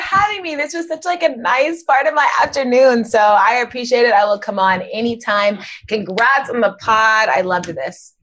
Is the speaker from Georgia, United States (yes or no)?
yes; Gwinnett County, Georgia, United States; I grew up in Gwinnett County, Georgia